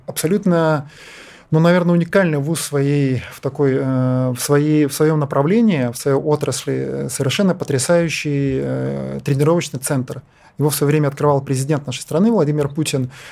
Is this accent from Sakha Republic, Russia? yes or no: yes; Yakutia, Sakha Republic, Russia; Я сам вырос в Якутии